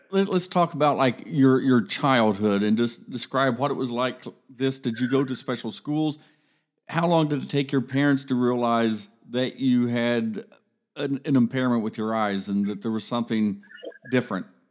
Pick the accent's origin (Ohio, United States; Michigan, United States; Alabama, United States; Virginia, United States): Ohio, United States; Columbus; I grew up in Columbus